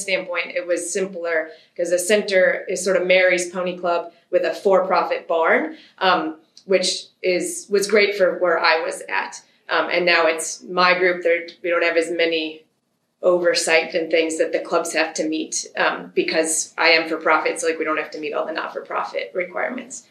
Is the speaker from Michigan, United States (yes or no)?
yes; Michigan, United States; moved away as an adult; now in Wisconsin, United States; I was born in Michigan. By the time I was around, both my parents were in Michigan full time, and then I just moved to Wisconsin post college